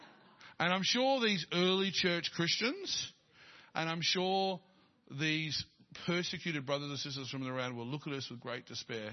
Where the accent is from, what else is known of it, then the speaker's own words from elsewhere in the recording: Dandenong, Victoria, Australia; I was born in Dandenong